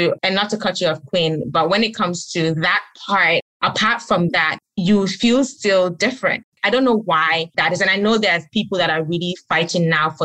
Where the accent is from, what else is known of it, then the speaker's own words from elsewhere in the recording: Gambia; also born or lived in Ghana; now in United States; I grew up in Gambia.